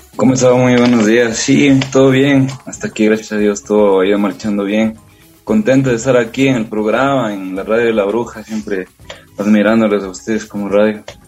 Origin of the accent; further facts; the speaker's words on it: Riobamba, Chimborazo, Ecuador; yo soy de Riobamba, tengo 28 años.